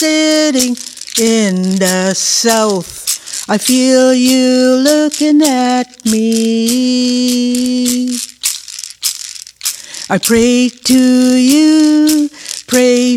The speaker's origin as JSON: {"language": "English", "area": "Saugeen First Nation", "region": "Ontario", "country": "Canada", "said": "I'm from Saugeen First Nation, Ojibwe Mohawk"}